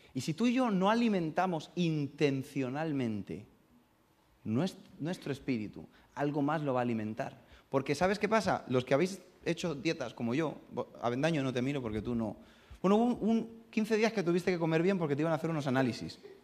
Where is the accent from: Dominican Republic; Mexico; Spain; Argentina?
Spain; Getafe, Community of Madrid; accent: madrileño; also born or lived in Burgos; yo hablo como madrileño, aunque soy de Burgos